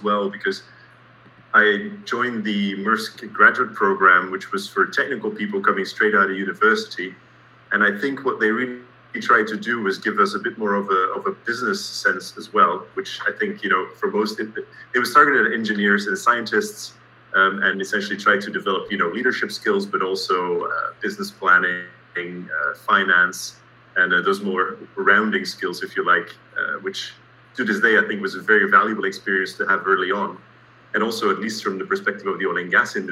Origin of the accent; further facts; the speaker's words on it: Antwerp, Flanders, Belgium; moved away as an adult; also born or lived in Aberdeen, Scotland / United States; now in Copenhagen, Denmark; originally I'm from Antwerp in Belgium.